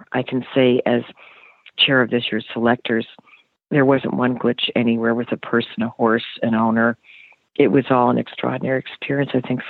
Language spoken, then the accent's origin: English; United States; I know I'm American